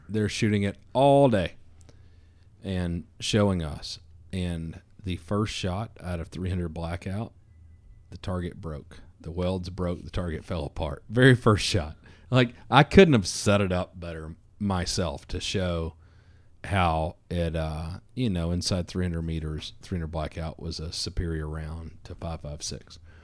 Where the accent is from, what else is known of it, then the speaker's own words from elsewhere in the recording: the South, United States; I'm from the South